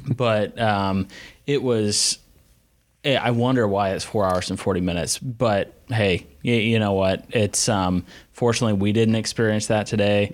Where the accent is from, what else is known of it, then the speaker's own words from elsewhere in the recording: the Carolinas, United States; we're both from the Carolinas